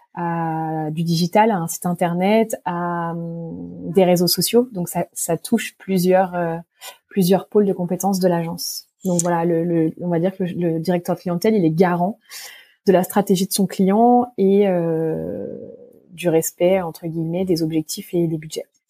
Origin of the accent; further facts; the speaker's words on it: Monts du Lyonnais, Lyon region, Auvergne-Rhône-Alpes, France; je suis originaire euh, de la région lyonnaise, des Monts du Lyonnais